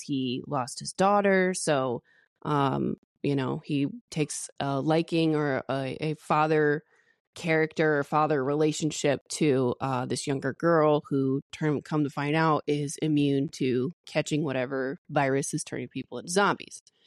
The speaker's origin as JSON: {"language": "English", "region": "the Bible Belt", "country": "United States", "tie": "born or raised there", "said": "being born and raised in the Bible Belt"}